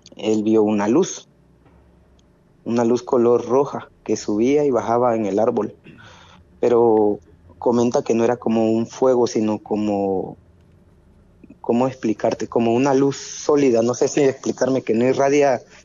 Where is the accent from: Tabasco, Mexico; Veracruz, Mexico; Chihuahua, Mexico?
Tabasco, Mexico; aquí en Tabasco teníamos un, ranchito que fue herencia de mi abuelo hacia mi mamá